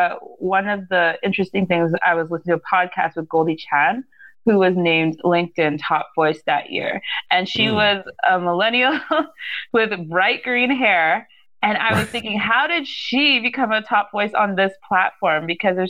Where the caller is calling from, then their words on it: Saskatchewan, Canada; I am coming from Saskatchewan, so we're right in the middle of Canada.